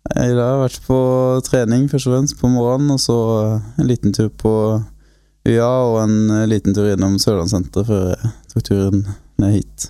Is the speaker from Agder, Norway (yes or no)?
yes; Grimstad, Agder, Norway; foreløpig så bor jeg på garasjen eh, på et barndomshjem enda i Grimstad